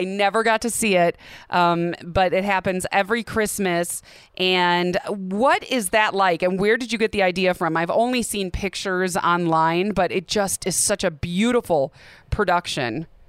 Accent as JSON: {"language": "English", "town": "Milwaukee", "region": "Wisconsin", "country": "United States", "tie": "born or raised there", "also_born_or_lived": "Seattle / Michigan", "moved": "as an adult", "lives_now": "Arizona, United States", "said": "my hometown of Milwaukee"}